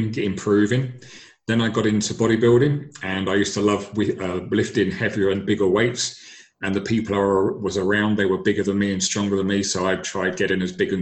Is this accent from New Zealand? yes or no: no; London, United Kingdom; I'm originally from London